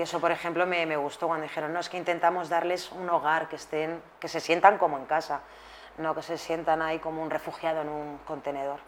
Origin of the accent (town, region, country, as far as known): Spain